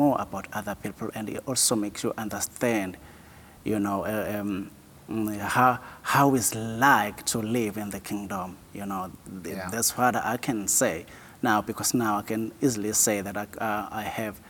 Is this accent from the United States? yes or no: no; oThongathi area, KwaZulu-Natal, South Africa; also born or lived in Ozwatini; I grew up at Kumapumolo in a valley